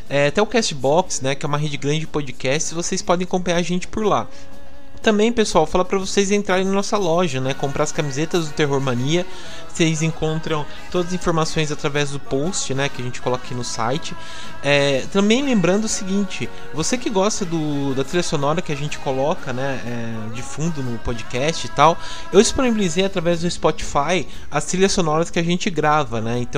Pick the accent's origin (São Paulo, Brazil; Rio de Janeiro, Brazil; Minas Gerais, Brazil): São Paulo, Brazil; Mogi Guaçu; Sou de Mogi Guaçu.